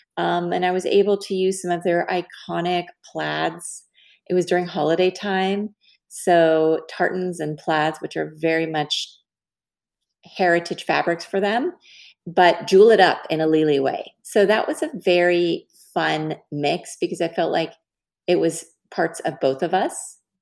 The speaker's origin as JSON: {"language": "English", "town": "Dallas", "region": "Texas", "country": "United States", "said": "I'm from Dallas"}